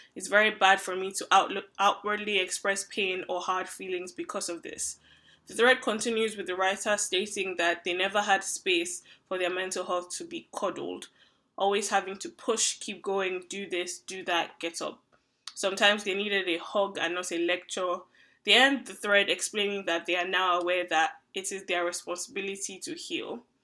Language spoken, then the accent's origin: English; Nigeria; now in Canada; I'm a Nigerian who currently lives in Canada, an immigrant